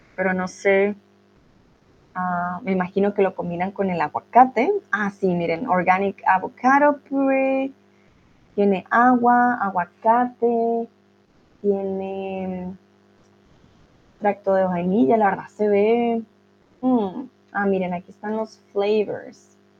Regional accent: Colombia; Es una comida muy común en mi país

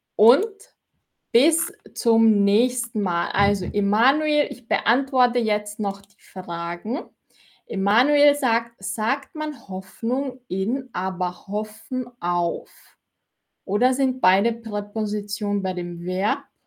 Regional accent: Austria; ich komme aus Österreich und in Österreich sagen wir Zwetschgen

